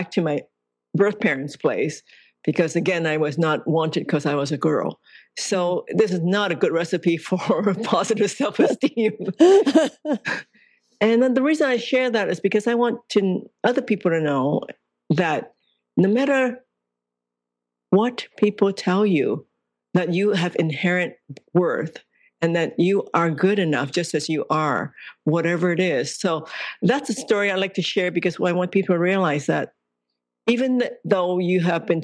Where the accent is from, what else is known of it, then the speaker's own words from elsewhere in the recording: Hong Kong; I was born in Hong Kong